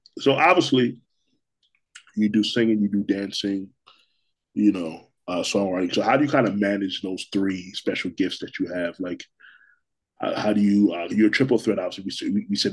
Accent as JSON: {"language": "English", "town": "Milwaukee", "region": "Wisconsin", "country": "United States", "said": "I'm here from Milwaukee"}